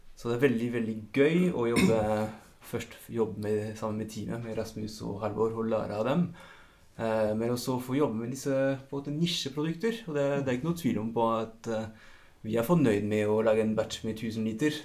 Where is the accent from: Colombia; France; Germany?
France; accent: French; Norwegian is a second language; moved away as an adult; now in Norway; jeg har faktisk jo bodd like lenge i Norge som i Frankrike. Aksenten blir ikke helt borte